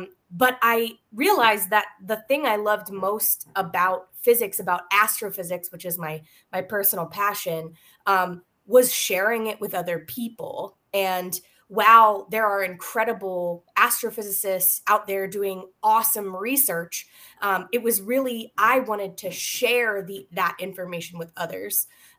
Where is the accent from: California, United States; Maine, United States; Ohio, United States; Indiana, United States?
Maine, United States; moved away; So I'm originally from Maine and got my undergraduate degree in physics from Colby College, then moved on to get my master's at the University of Maine in STEM education.